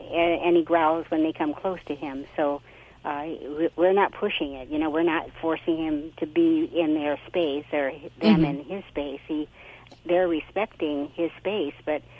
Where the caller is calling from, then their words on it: Arroyo Grande, California, United States; Aurora Grande, Central Coast, California.